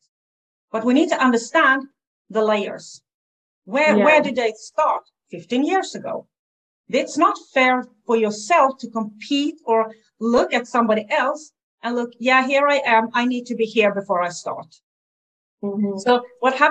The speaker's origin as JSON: {"language": "English", "country": "Sweden", "second_language": "English", "said": "I'm from Sweden"}